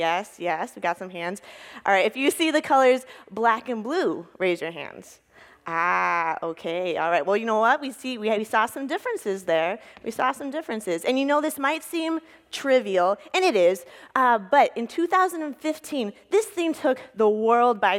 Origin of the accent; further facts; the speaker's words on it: Texas, United States; moved away as an adult; now in Duluth, United States; I grew up in Texas and then moved to Duluth in 2014